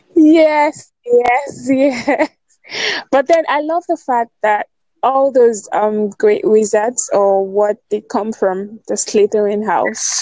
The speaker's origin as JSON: {"language": "English", "country": "Nigeria", "said": "I'm from Nigeria."}